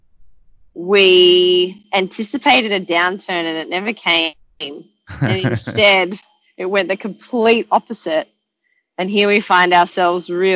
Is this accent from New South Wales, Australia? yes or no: yes; Sydney, New South Wales, Australia; They left South Africa, chose to come to Sydney, came here with my older brother and sister, and my dad continued leather work, and I was born in Australia